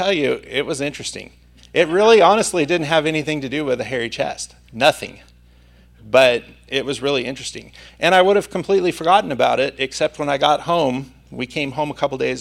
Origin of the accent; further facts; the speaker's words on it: Santa Maria, California, United States